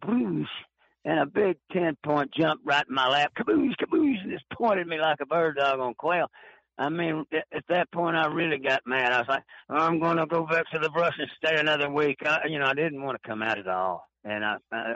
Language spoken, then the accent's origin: English; Arlington, Texas, United States; also born or lived in Tyler, Texas / Kingsville, Texas; I was born in East Texas in Tyler, raised in Arlington, you know, about dead middle of the Dallas-Fort Worth Metroplex, graduated high school there